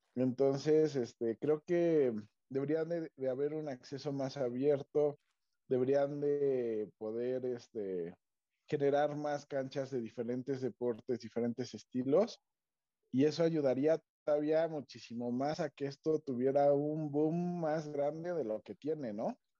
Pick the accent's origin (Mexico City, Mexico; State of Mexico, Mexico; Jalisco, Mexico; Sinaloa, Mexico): State of Mexico, Mexico; nosotros que somos mexiquenses